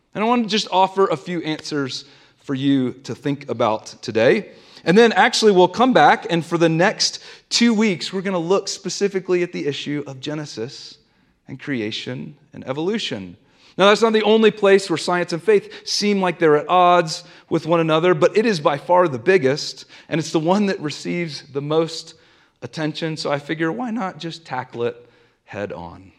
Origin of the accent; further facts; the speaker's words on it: the South, United States; now in Denver, United States; I grew up in the South, and I grew up going to a Southern Baptist church every single Sunday